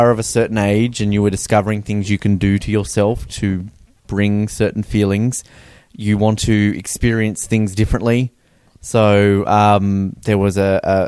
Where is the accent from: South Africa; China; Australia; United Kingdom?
Australia; I'm from Australia